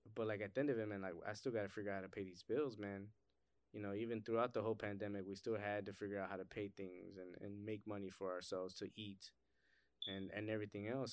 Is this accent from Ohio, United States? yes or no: yes; Cleveland, Ohio, United States; growing up in Cleveland or, like, just growing up in inner city